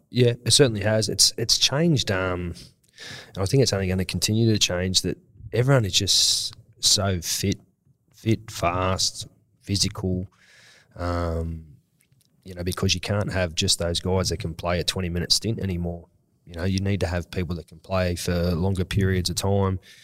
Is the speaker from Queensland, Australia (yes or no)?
no; Sydney, New South Wales, Australia; I'm from Western Sydney